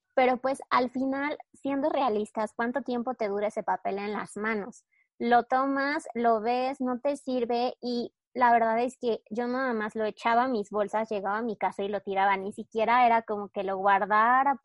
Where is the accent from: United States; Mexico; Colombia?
Mexico